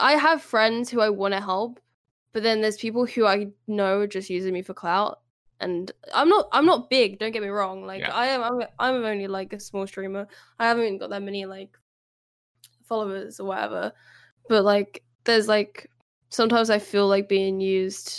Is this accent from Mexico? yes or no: no; United Kingdom; Us Brits